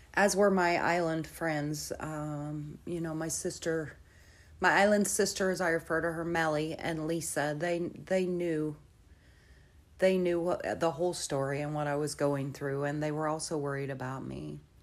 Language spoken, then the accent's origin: English; central Illinois, United States; my family is based in central Illinois